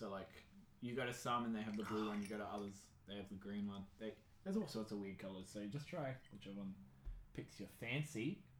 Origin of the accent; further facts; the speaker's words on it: Wagga Wagga, New South Wales, Australia; I'm from Wagga Wagga.